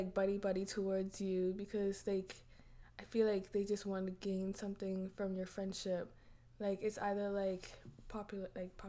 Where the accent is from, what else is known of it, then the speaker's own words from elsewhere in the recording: Nassau, New Providence, Bahamas; moved away as an adult; now in Toronto, Canada; I am from Nassau, Bahamas, but I go to school in Toronto at Ryerson University